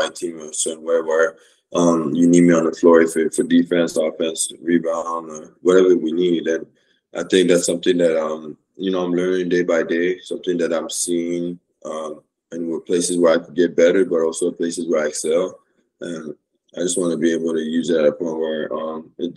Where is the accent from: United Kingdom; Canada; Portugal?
Canada; moved away; also born or lived in Oregon; I grew up to Canada